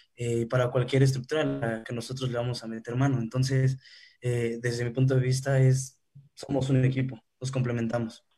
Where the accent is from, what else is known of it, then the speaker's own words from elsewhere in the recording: Mexico; vivimos nosotros como, mexicanos